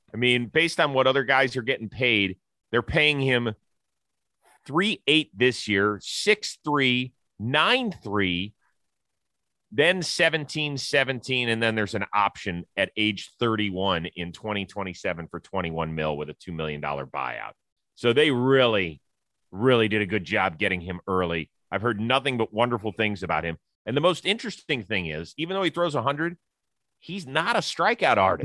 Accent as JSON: {"language": "English", "town": "Kansas City", "region": "Missouri", "country": "United States", "tie": "born or raised there", "said": "my hometown"}